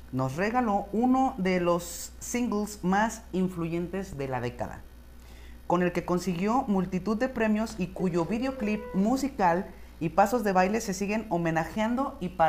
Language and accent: Spanish; Mexico; Y no sé si es simplemente por el hecho de que somos mexicanos, pero...